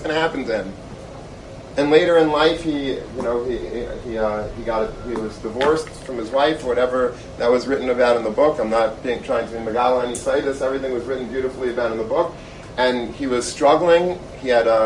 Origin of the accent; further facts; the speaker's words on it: Long Beach, New York, United States; I grew up in Long Beach.